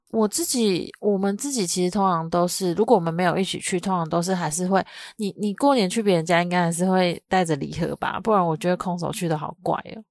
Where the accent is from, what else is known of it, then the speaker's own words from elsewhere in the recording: southern Taiwan, Taiwan; 我嗯。是南部人，然后我妈妈的娘家在中部